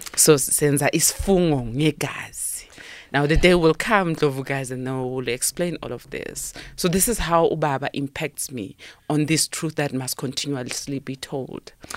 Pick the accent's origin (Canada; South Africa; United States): South Africa; Sharpeville, Gauteng; I was born and raised in Sharpeville